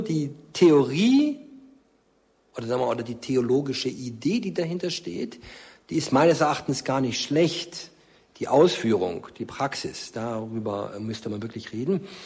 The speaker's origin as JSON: {"language": "German", "area": "near Stuttgart", "region": "Baden-Württemberg", "country": "Germany", "tie": "born or raised there", "said": "In meiner Heimatgemeinde in Markstadt bei Stuttgart"}